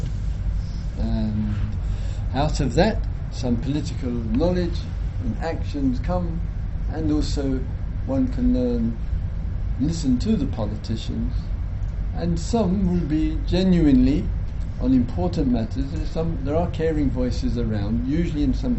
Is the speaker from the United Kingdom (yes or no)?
yes; England, United Kingdom; being British, that the country of my origin, British, English